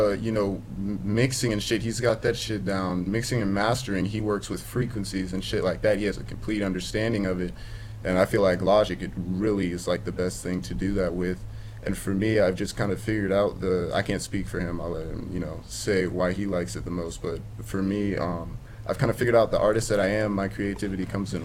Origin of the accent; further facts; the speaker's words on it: Tampa, Florida, United States; I'm from Florida, Tampa, Florida. Born and raised there